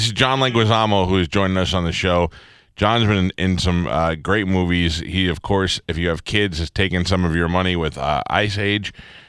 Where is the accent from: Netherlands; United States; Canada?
United States; Staten Island, New York; I grew up in Staten Island.